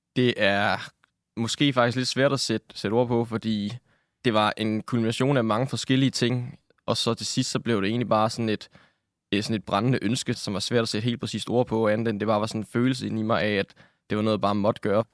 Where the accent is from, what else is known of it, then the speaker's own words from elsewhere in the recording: Nakskov, Zealand, Denmark; Jeg kommer fra Nakskov nede på Lolland, hvor jeg er født og opvokset